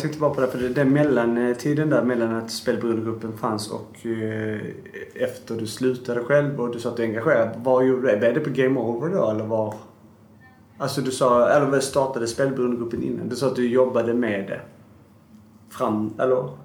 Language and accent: Swedish; Sweden; jag är ju uppväxt i Sverige